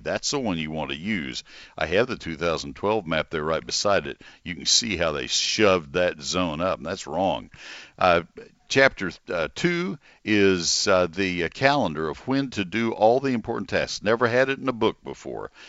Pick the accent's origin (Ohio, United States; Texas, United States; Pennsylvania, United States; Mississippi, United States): Texas, United States; College Station; When I was growing up in College Station